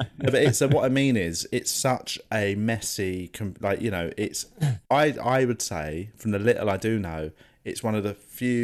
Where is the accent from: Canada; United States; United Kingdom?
United Kingdom; England; I'm the first one born in England